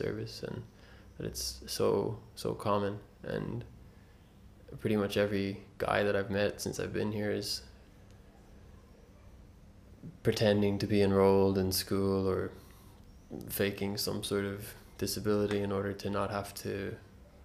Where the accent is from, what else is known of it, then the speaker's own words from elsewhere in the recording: Ireland; being born and raised in Ireland